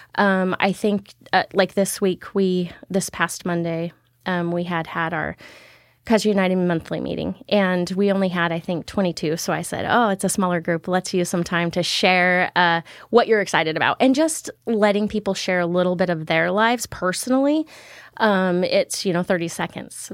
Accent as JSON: {"language": "English", "town": "Keizer", "region": "Oregon", "country": "United States", "tie": "born or raised there", "said": "I actually grew up here in Kaiser most of my life."}